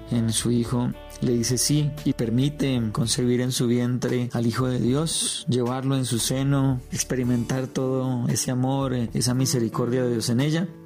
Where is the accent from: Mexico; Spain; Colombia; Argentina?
Colombia; hoy como colombianos, hoy como creyentes, eh, como pueblo católico que peregrina en este país